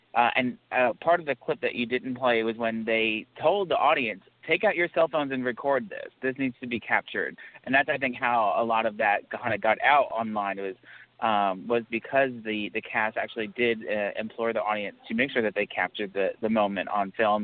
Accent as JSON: {"language": "English", "town": "New York City", "region": "New York", "country": "United States", "said": "as a New Yorker"}